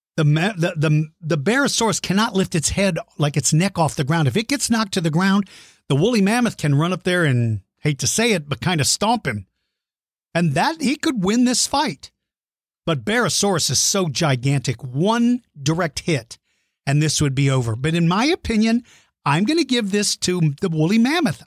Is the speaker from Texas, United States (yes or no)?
yes; San Antonio, Texas, United States; San Antonio, Texas, my home state and hometown